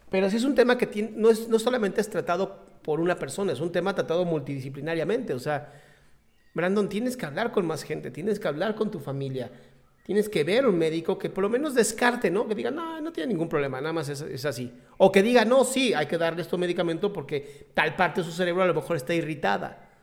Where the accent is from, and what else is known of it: Mexico City, Mexico